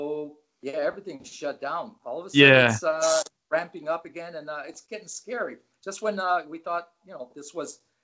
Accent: East Chicago, Indiana, United States; moved away as an adult; also born or lived in Southampton, England; now in Ventura, United States; I grew up in East Chicago, Indiana, which is just outside of Chicago on the Indiana border, on the southern end of Lake Michigan. I grew up there, and I lived there for 60 years

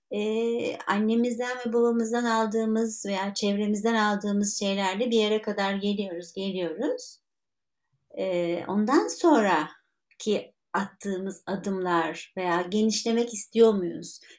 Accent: Istanbul, Turkey; born there; ee, işte İstanbul'da doğdum e, Müslüman bir aileye doğdum.

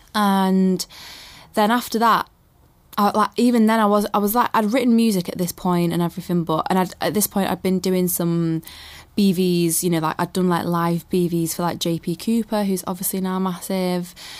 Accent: Manchester, North West England, United Kingdom; I was born in Manchester

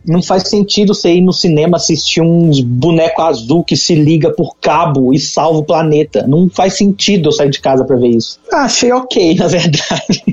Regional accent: Itabira, Brazil; lá na minha cidade, em Itabeira, no caso aqui que eu estou hoje em Itabeira

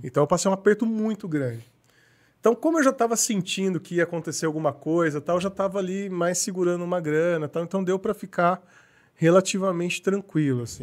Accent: Paulínia, São Paulo, Brazil; also born or lived in Campinas; Eu nasci em Campinas, mas assim, já fui e voltei algumas vezes, mas sempre, sempre fiquei em Paulínia a maior parte da vida

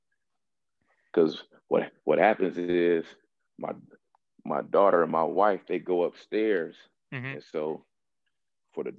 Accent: San Diego, California, United States; also born or lived in Stockton, California / Ohio / New Orleans; from age 2 to age 12, I lived in San Diego.

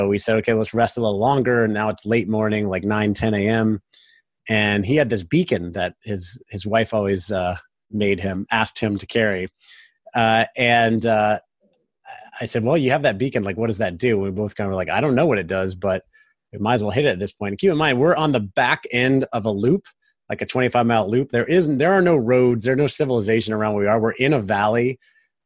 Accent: Florida, United States; I said, Florida. Like, we're both from sea level

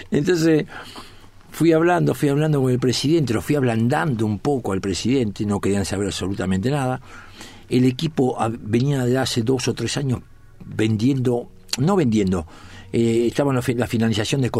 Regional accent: Corrientes, Argentina; born there; Y si nací en Corrientes, ¿no pasa?

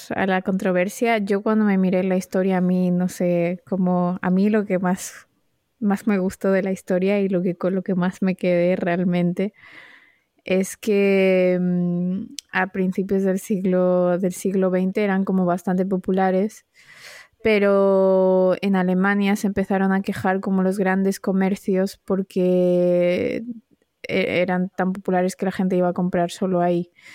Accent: Marbella, Andalusia, Spain; Marbella es que no. que es donde crecí yo

